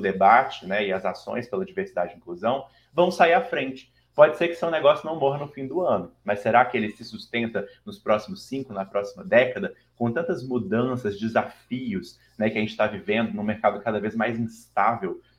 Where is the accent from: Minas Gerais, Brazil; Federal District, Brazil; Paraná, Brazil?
Minas Gerais, Brazil; Belo Horizonte; accent: mineiro; moved away as an adult; now in São Paulo, Brazil; eu sou mineiro de BH. Talvez o meu sotaque já me entregue, apesar de morar cinco anos e meio em São Paulo, né? Minas nunca vai sair de mim